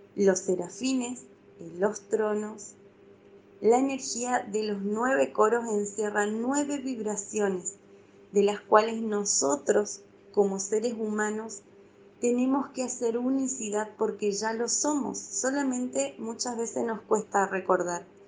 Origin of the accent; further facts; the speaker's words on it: Argentina; Soy de Argentina